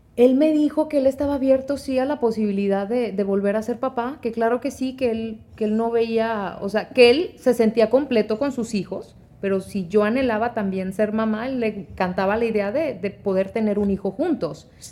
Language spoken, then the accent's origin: Spanish; Monterrey, Nuevo León, Mexico; moved away; also born or lived in Guanajuato / Sacramento, California / Texas; crecí en Monterrey, pero nací en Guanajuato